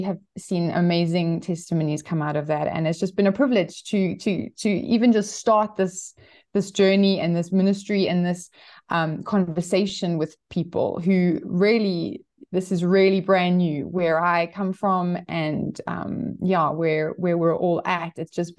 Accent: Johannesburg, Gauteng, South Africa; I'm actually from Johannesburg. I was born and raised here. And my husband and I spent some time overseas, but we've been back in South Africa for the last 10 years.

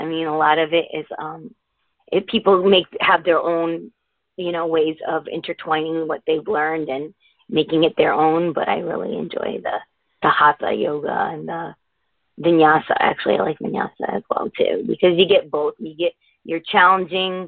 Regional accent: United States; also born or lived in Connecticut; I was born and raised in the States, but I happen to be Indian

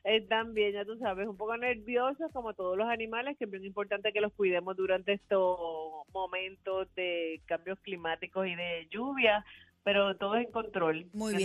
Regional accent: Arecibo, Puerto Rico; una persona en mi pueblo en Arecibo era guardia de, en el colegio donde yo estudié

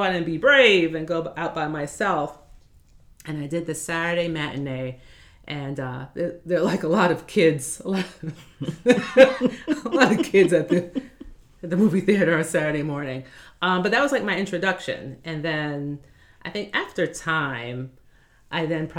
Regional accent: New York City, New York, United States; born and raised in Brooklyn.

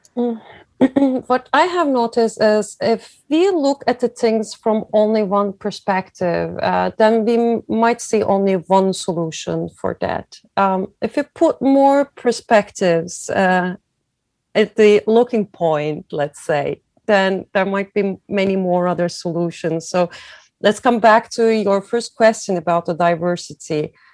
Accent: Izmir, Turkey; moved away as an adult; also born or lived in Germany; now in Milan, Italy; I was born in Turkey, in Izmir, a very beautiful, tiny, t- not tiny, a very beautiful big town uh, on the west coast of Turkey

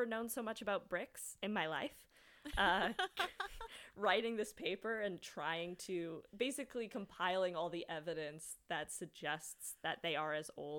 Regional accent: Sydney, Nova Scotia, Canada; born or raised there

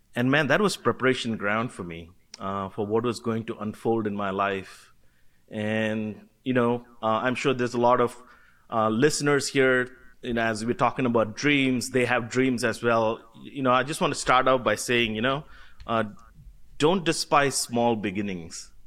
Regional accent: Kolkata, West Bengal, India; I was born and brought up in Calcutta, India.

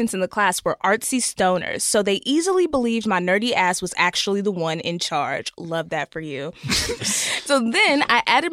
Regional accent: Texas, United States; I'm from Texas, so, you know, it's a big football state

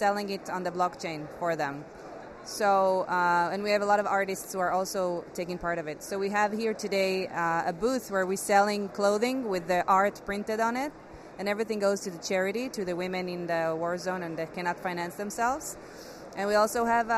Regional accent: Israel; Growing up in Israel, it's always like, you know, war zone

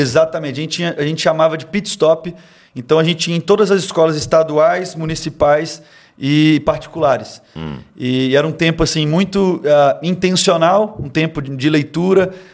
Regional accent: Timóteo, Minas Gerais, Brazil; eu sou lá de Timóteo, Minas Gerais, é, cresci na, na igreja

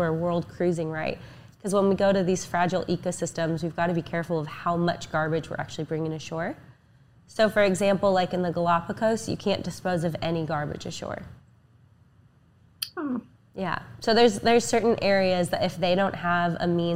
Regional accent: Oregon, United States; also born or lived in Fort Lauderdale; I'm from Oregon

